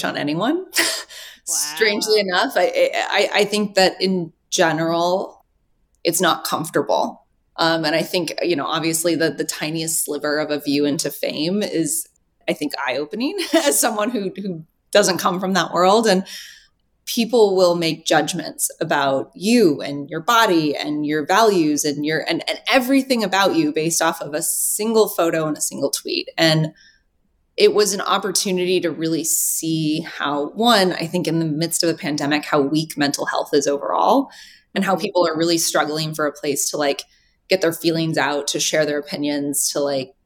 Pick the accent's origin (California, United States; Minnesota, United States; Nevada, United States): Nevada, United States; Reno; also born or lived in Los Angeles / Midtown Manhattan; now in New York City, United States; I'm from Reno.